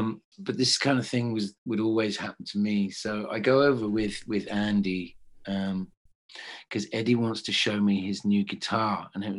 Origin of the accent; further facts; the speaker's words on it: England, United Kingdom; I'm in English